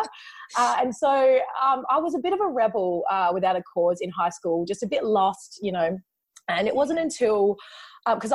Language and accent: English; Perth, Western Australia, Australia; also born or lived in China; I'm from Perth in Western Australia